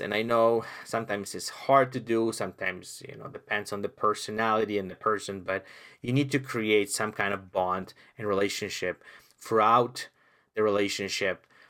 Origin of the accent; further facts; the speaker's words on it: Poland; English is a second language; moved away; I came from Poland, where I lived in communism